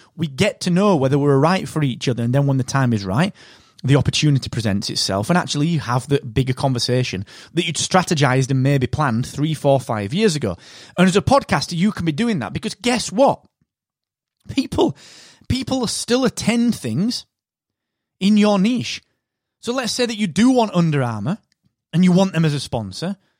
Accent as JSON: {"language": "English", "country": "United Kingdom", "said": "I am that British podcast guy."}